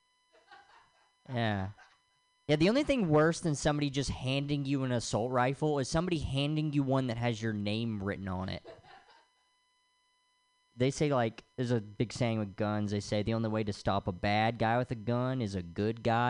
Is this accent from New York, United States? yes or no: no; Tennessee, United States; now in Los Angeles, United States; I'm from the South, from Tennessee